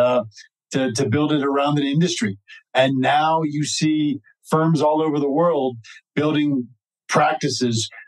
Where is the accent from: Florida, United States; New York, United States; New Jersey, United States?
New Jersey, United States; moved away as an adult; now in Colorado, United States; being from New Jersey, growing up in New Jersey is a great, great thing.